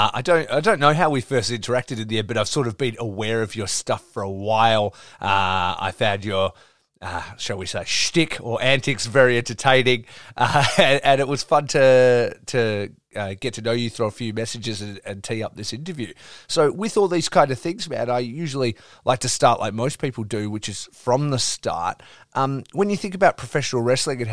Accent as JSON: {"language": "English", "town": "Geraldton", "region": "Western Australia", "country": "Australia", "tie": "born or raised there", "also_born_or_lived": "Perth", "said": "I grew up in Geraldton, which is 4 hours north of here"}